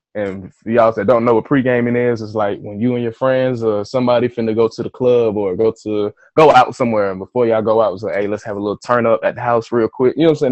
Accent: Atlanta, Georgia, United States; I'm from Atlanta.

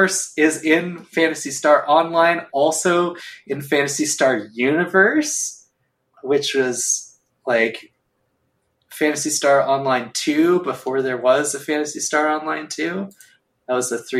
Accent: United States; I'm an American. I grew up on Hollywood movies.

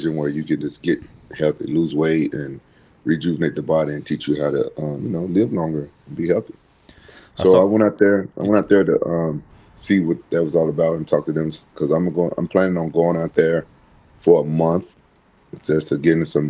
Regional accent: Memphis, Tennessee, United States; growing up in Memphis

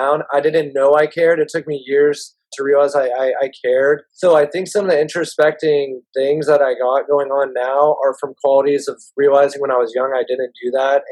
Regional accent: Marin County, California, United States; We grew up in Marin County

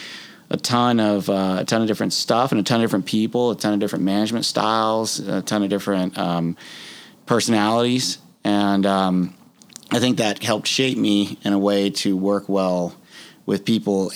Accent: South Louisiana, United States; moved away as an adult; also born or lived in Mississippi; I grew up in South Louisiana

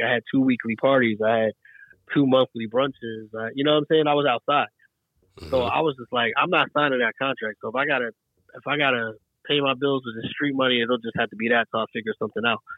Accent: East Coast, United States; Growing up, at least for me, growing up on the East Coast, I didn't know what the identity of Chicago was.

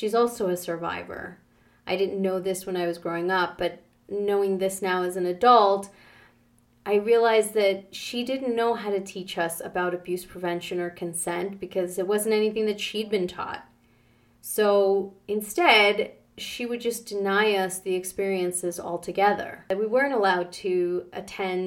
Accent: New York, United States; moved away as an adult; also born or lived in Canada; Growing up in New York

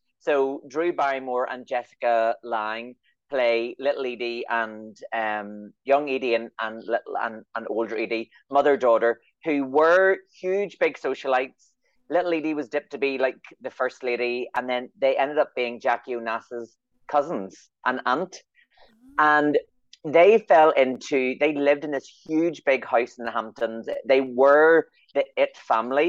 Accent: Northern Ireland, United Kingdom; I'm from Northern Ireland

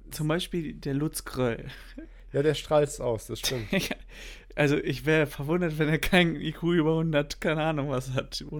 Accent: Berlin, Germany; Ich bin Berliner

